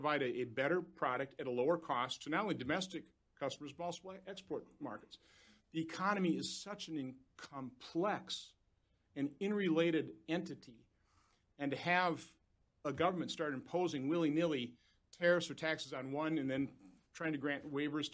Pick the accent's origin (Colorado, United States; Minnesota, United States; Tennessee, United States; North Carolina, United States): Minnesota, United States; Minneapolis; moved away as an adult; now in Oshkosh, United States; I grew up in Minneapolis. I moved